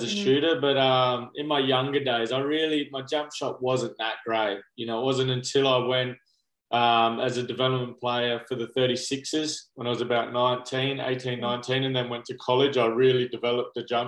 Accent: Barossa Valley, South Australia, Australia; Where we grew up in the Barossa Valley. So it's about an hour's drive to Adelaide.

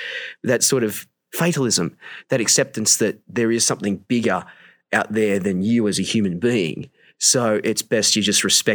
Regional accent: Newcastle, New South Wales, Australia; I'm from Newcastle, Australia

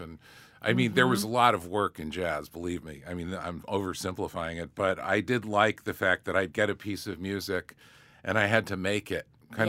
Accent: Syracuse, New York, United States; born or raised there

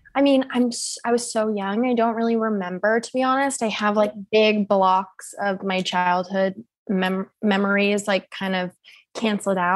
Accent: Seattle, Washington, United States; moved away as an adult; now in New York, United States; I'm actually originally from Seattle, Washington

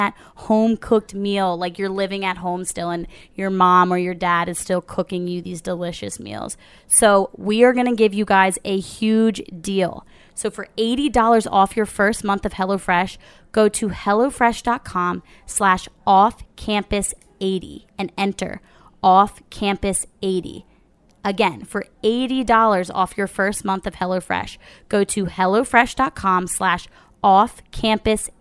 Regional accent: New Jersey, United States; South Jersey.

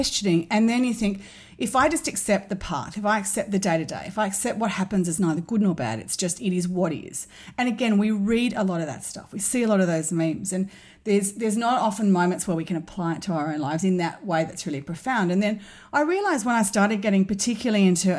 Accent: Sydney, New South Wales, Australia; I grew up in Sydney in the North Shore. I grew up in St Ives

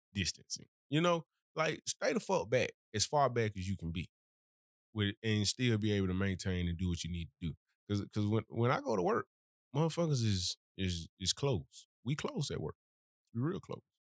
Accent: Birmingham, Alabama, United States; I'm really from Birmingham. I ain't moved here

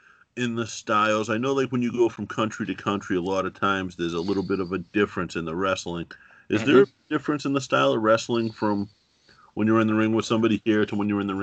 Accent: Boston, Massachusetts, United States; I'm from Boston.

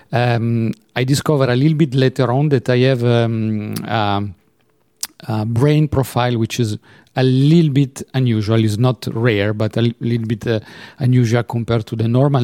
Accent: Turin, Piedmont, Italy; now in Geneva, Switzerland; I was born in Torino, Turin

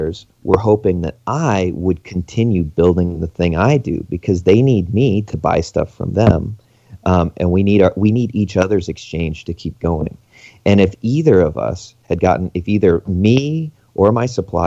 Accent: Alaska, United States; now in Canada; I'm not from Canada. I'm from Alaska.

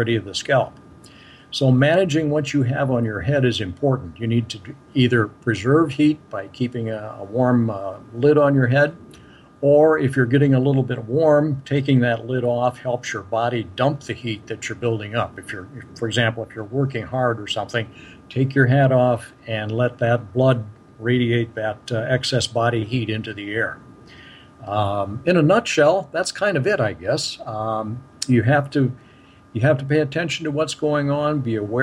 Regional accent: Minnesota, United States; I'm from Minnesota

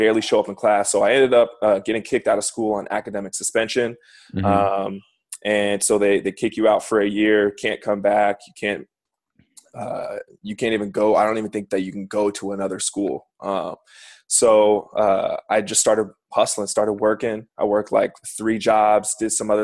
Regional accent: SeaTac, Washington, United States; also born or lived in Issaquah; So I was born and raised in greater Seattle area in a city called SeaTac

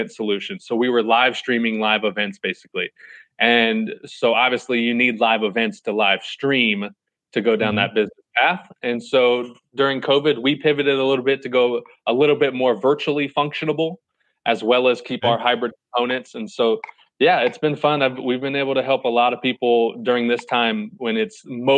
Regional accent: 20 minutes from Chesapeake, Virginia, United States; I'm from like 20 minutes down there.

